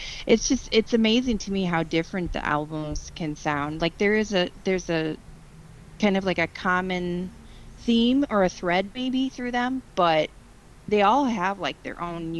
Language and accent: English; Midwest, United States; I might be a little bit biased because I'm from the Midwest.